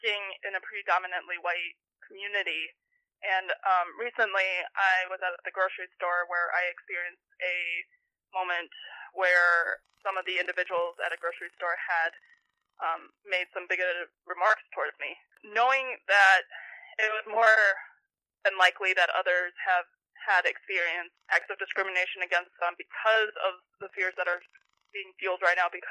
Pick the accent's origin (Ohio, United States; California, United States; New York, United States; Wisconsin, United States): Ohio, United States; moved away; out of state to see my home state represented in that way